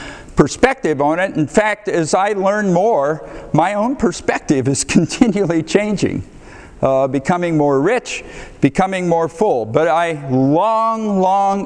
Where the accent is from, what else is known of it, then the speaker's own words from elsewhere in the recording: Ohio, United States; moved away as an adult; also born or lived in Boston; now in Texas, United States; I grew up in Ohio in a small town, excellent family